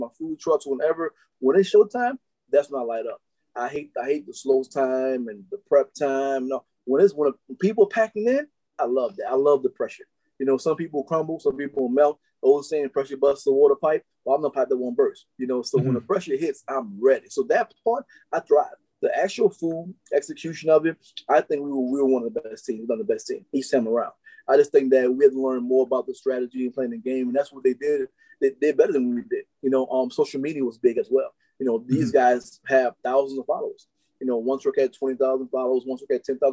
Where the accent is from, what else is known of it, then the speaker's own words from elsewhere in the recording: New Orleans, Louisiana, United States; I grew up in New Orleans